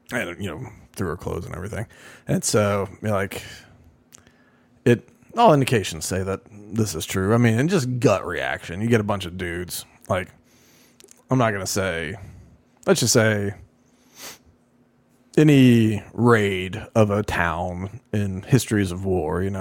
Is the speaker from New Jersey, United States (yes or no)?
yes; New Jersey, United States; moved away as an adult; now in Israel; I'm a mother from New Jersey. I moved to Israel 20 years ago.